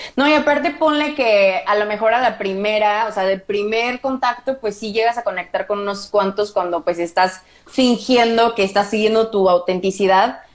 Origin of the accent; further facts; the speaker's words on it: Morelia, Michoacán, Mexico; yo crecí en Morelia